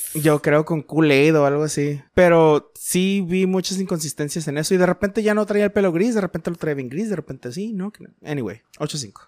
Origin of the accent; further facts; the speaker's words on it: Mexico; celebramos como buenos mexicanos lo que es el Día de Muertos